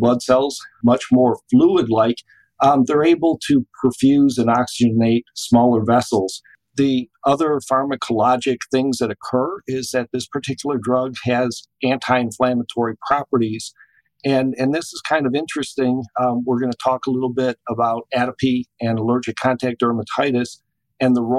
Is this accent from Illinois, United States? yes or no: no; Michigan, United States; moved away as an adult; also born or lived in Hawaii / College Station, Texas; now in Auburn, United States; I grew up in Michigan, which is cold and crappy